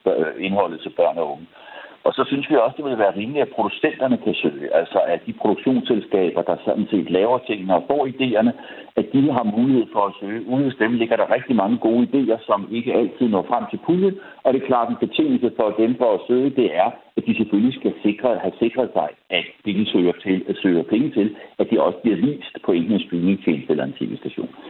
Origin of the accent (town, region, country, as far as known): Denmark